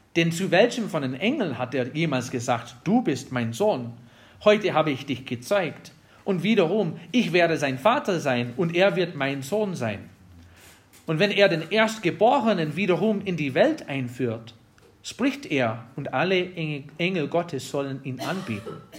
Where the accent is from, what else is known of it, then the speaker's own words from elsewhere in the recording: Wisconsin, United States; German is a second language; moved away; Ich komme aus Wisconsin